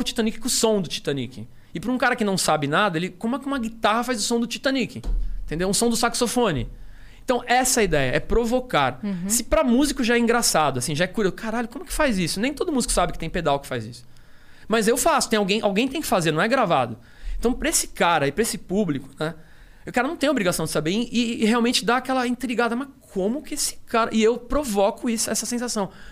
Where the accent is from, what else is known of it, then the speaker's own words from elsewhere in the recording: Rio de Janeiro, Brazil; eu sou do Rio